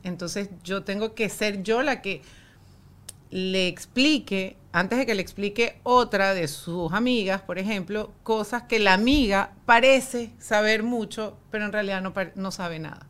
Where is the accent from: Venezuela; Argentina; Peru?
Venezuela; nosotros como venezolanos